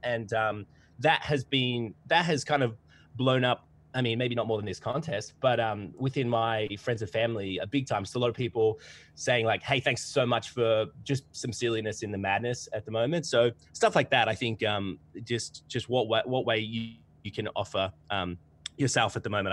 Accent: Australia; accent: twangy

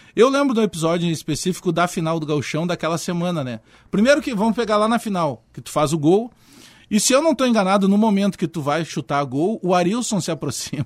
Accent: Porto Alegre, Rio Grande do Sul, Brazil; also born or lived in Bagé; eu me criei, eu morei em Bagé, eh, nasci em Bagé, mas vim muito cedo em Porto Alegre. E, e eu me criei na Restinga, na Zona Sul.

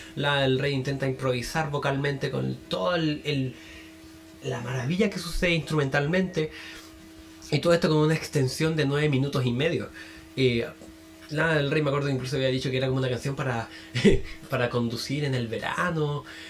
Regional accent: Chile; soy de Chile

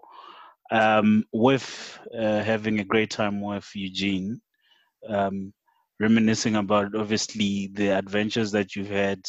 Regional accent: Bela-Bela, Limpopo, South Africa; the young people in Bilabela, as you mentioned, I mean, right now there are many bands or DJs in my hometown

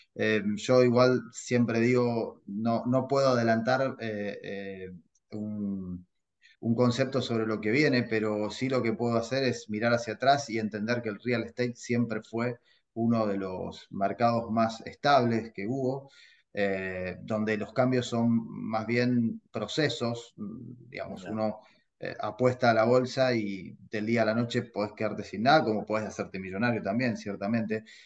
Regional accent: Argentina; now in United States; soy argentino y vos sabés que en mi país

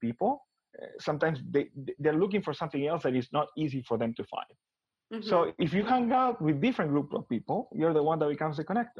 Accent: Buenos Aires, Argentina; moved away as an adult; also born or lived in Miami, Florida; now in United States; I'm originally from Buenos Aires, Argentina. I was born and raised there.

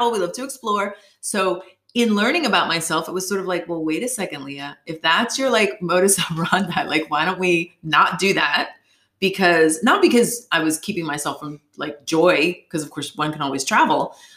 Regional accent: Northeast, United States; how I grew up and where I grew up in the Northeast um, and other places are not really valued.

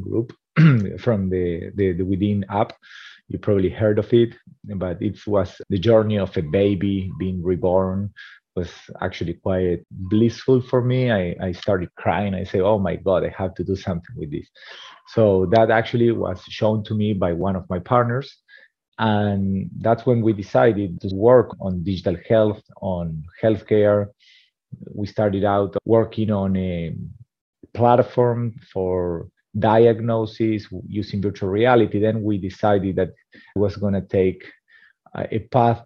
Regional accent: Argentina; also born or lived in India; now in San Francisco, United States; I'm originally from Argentina, and now today living in San Francisco, California.

